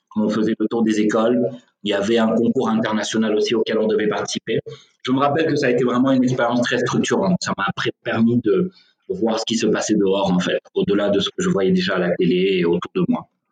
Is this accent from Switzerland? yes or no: no; Senegal; je suis sénégalais, je vis au Sénégal